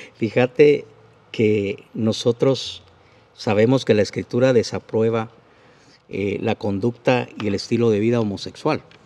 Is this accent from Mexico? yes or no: no; Guatemala; como soy guatemalteco, uso el vos